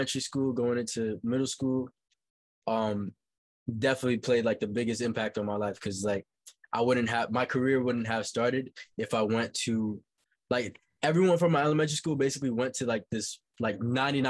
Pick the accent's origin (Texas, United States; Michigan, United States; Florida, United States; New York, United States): New York, United States; New York City; also born or lived in Haiti; Growing up in Brooklyn, my life was very, very calm